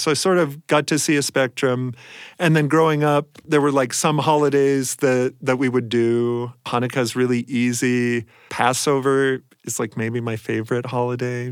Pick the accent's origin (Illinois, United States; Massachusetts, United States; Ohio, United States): Ohio, United States; Columbus; I grew up mostly in Columbus, Ohio